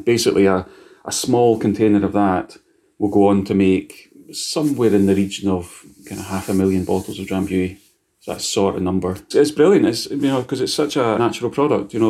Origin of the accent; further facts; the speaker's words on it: Scotland, United Kingdom; He's like, I need to eat this because I'm Scottish and I have to eat it.